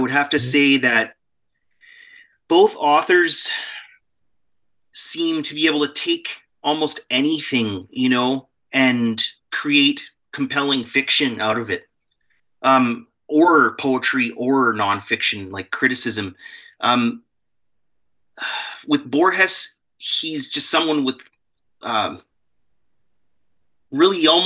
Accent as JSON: {"language": "English", "region": "Alberta", "country": "Canada", "tie": "born or raised there", "also_born_or_lived": "Vancouver", "said": "Born and raised. I'm from Alberta. I'm in Alberta right now."}